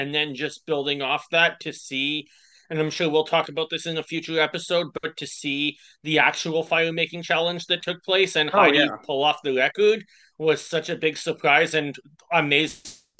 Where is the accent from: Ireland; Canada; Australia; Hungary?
Canada; Ottawa, Ontario; I'm from Ottawa, Canada, which is, for those of you who aren't sure, about 7 hours straight north drive from New York City.